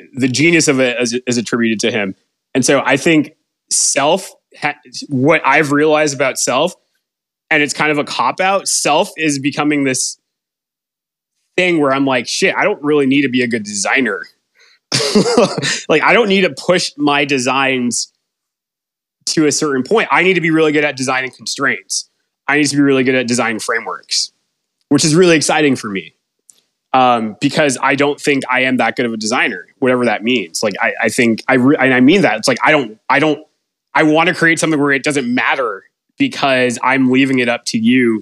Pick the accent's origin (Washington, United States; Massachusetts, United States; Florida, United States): Massachusetts, United States; Boston; growing up in Boston, you know, a bunch of Bostonian high school friends